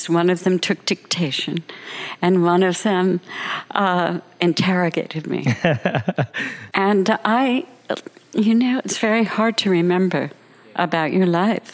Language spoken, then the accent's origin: English; New Jersey, United States; moved away; I grew up in New Jersey in a very sort of lower class family